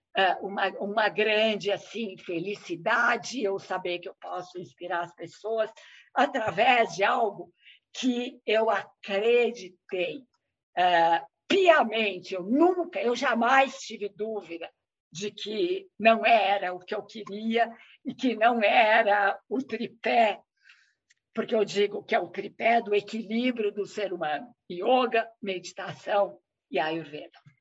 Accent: Brazil; eu sou brasileira

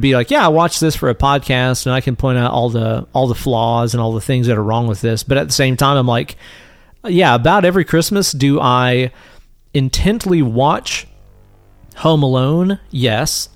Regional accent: East Tennessee, United States; when we were kids growing up in East Tennessee

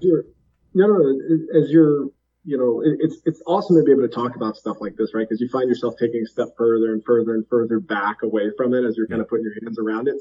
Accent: Alaska, United States; we grew up together in Alaska

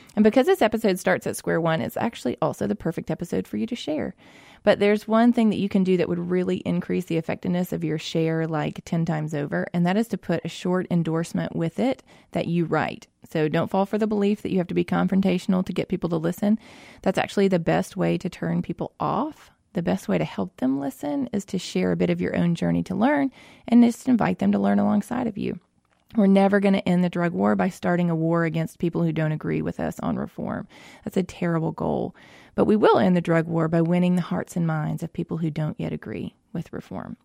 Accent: Mississippi, United States; I grew up here in Mississippi, uh, born and raised here, lived here my whole life

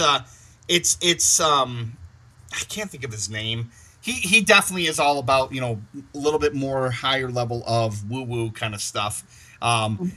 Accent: Michigan, United States; I'm from Michigan

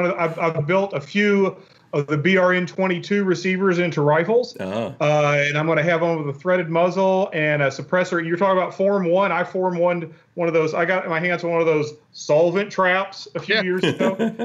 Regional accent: Arkansas, United States; now in Iowa, United States; In Iowa, and I'm an old Arkansas boy, so I'm originally from the South.

